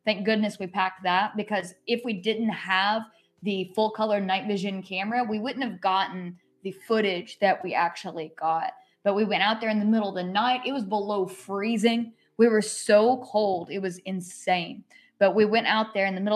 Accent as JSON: {"language": "English", "area": "Haywood County", "region": "Western North Carolina", "country": "United States", "tie": "born or raised there", "also_born_or_lived": "New Orleans", "moved": "as an adult", "lives_now": "South Carolina, United States", "said": "I'm from Haywood County"}